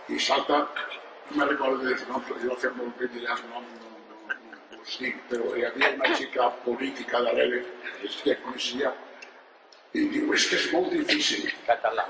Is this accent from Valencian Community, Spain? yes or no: yes; Valencian Community, Spain; Som valencians, mai catalans